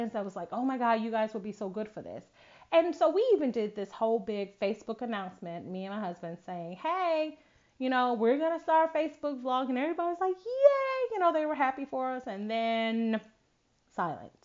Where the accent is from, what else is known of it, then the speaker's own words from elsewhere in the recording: Buffalo, New York, United States; moved away; Wakia, who still currently lives in my hometown, Buffalo, New York